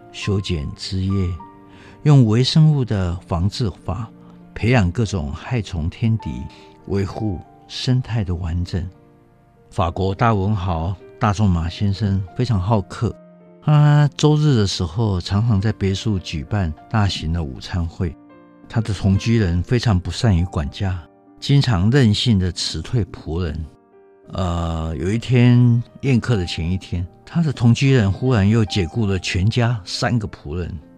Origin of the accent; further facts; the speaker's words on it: Taiwan; 我们台湾人